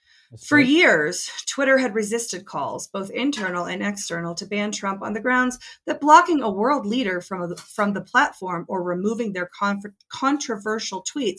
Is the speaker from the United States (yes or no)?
no; China; English is a second language; Think about this. I'm from China. This is really disturbing.